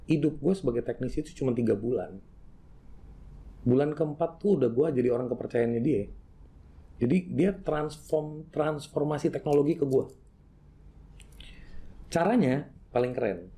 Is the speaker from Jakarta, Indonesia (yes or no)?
no; Madiun, East Java, Indonesia; born there; gue lahir di Jawa Timur kota kecil namanya Madiun